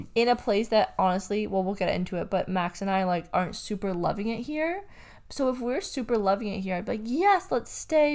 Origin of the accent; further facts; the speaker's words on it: Canada; moved away as an adult; also born or lived in London, Ontario / Byron Bay, Australia / Bondi, Australia; now in Australia; I am Canadian